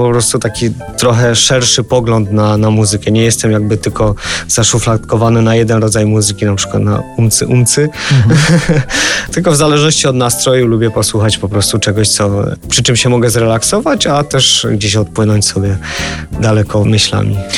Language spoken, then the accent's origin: Polish; Polish mountains, Poland; wychowałem się w górach